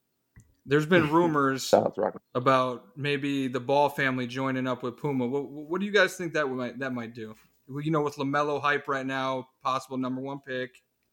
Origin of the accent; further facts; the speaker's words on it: Cleveland, Ohio, United States; I'm from Cleveland. I'm a Cavs fan.